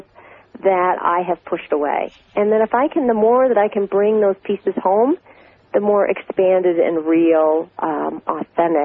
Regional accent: Minnesota, United States; I was raised in Minnesota

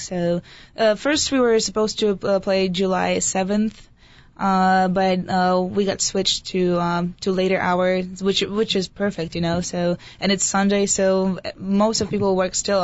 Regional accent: Poland; also born or lived in near the German border; now in United States; I'm Polish

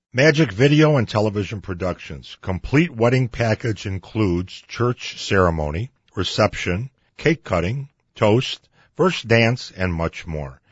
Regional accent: Chicago, Illinois, United States; I'm from Chicago

